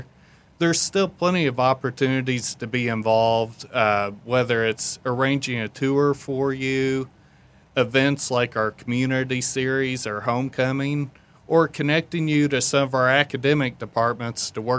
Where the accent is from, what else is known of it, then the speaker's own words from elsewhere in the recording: Southern Indiana, United States; Director of Alumni Engagement. I'm a 2001 VU graduate. I'm from Southern Indiana, grew up here.